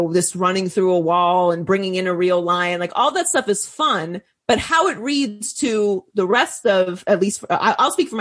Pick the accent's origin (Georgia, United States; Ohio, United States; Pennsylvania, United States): Pennsylvania, United States; Pittsburgh; I grew up in Pittsburgh